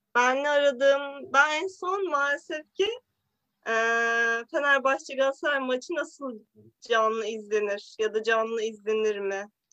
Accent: Bozüyük, Bilecik Province, Turkey; Bilecik Bozüyük'tü. Ben Dodurgalı değilim ama.

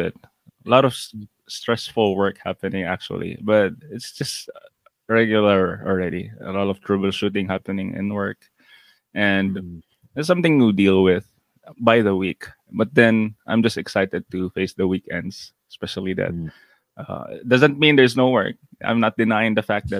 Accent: Cagayan de Oro, Northern Mindanao, Philippines; I'm from Cagayan de Oro City. That's in northern Mindanao

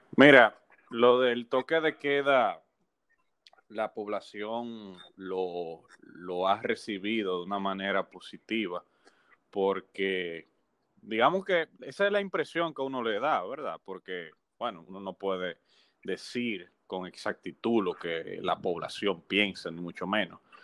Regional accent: Dominican Republic; uno como dominicano, como ciudadano

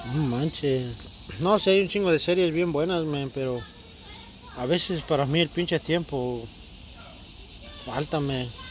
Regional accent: Puebla, Mexico; now in United States; Yo soy de Puebla.

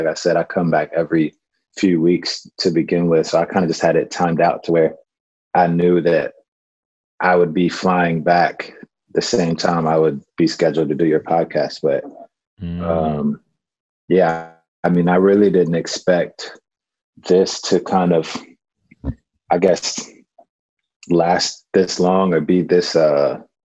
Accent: Madisonville, Kentucky, United States; also born or lived in Northern Virginia; now in Los Angeles, United States; from Madisonville, Kentucky. I live in Los Angeles and also in Northern Virginia

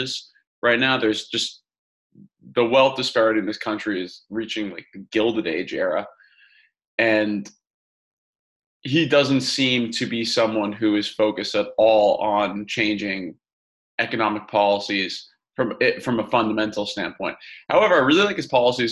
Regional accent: Massachusetts, United States; I'm from Massachusetts

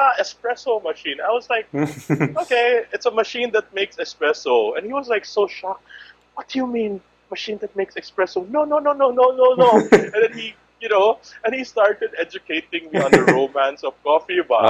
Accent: Cebu, Central Visayas, Philippines; also born or lived in Manila; born and raised in Cebu, went to school in Manila, lived in a few places, all over the world

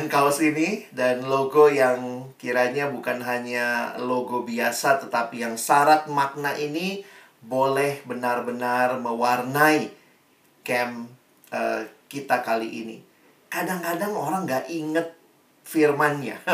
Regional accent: Makassar, South Sulawesi, Indonesia; moved away as an adult; also born or lived in Jakarta; Saya dari SMA Negeri 1 di Makassar, Lalu kemudian Tuhan bawa saya kuliah ke Jakarta, ke Universitas Indonesia, dan di situ saya terus bertumbuh.

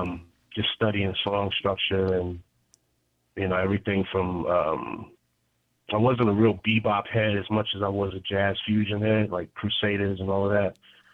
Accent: Queens, New York, United States; Queens is just a playground of creativity, honestly. You know, Queens is one of those spots where a lot of different cultures obviously exist.

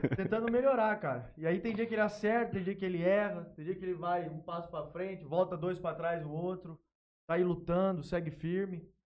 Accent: Jales, São Paulo, Brazil; also born or lived in Palmeira do Oeste / Três Lagoas; Sou nascido aqui em Jales, morei em Palmeira do Oeste um tempo, morei em Três Lagoas um tempo também

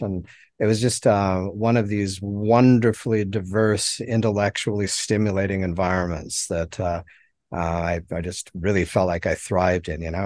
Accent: Helena, Montana, United States; now in Mobile, United States; I was born in Heller, Montana, and, um, that's where I grew up and, you know, spent all of my formative, uh, years, uh, childhood and adolescence.

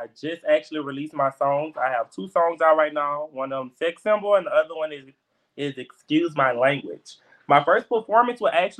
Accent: Baton Rouge, Louisiana, United States; Well, I'm from Baton Rouge, Louisiana. I'm 24 years old.

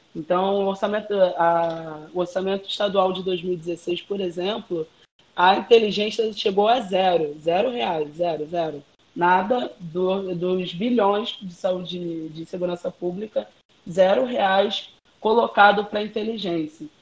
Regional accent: Rio de Janeiro, Brazil; Eu nasci no São Carlos, como eu falei, no Morro do Zinco, é uma favela aqui do centro do Rio de Janeiro, no Estácio

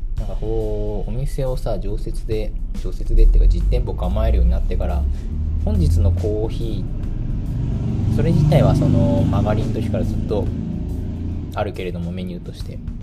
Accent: Tachikawa, Tokyo, Japan; 私の地元の立川

